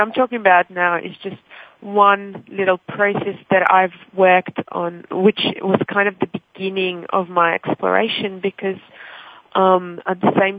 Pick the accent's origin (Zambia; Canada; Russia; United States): Russia; English is a second language; now in Australia; I already had to learn a new language once in my life when I immigrated from Russia to Australia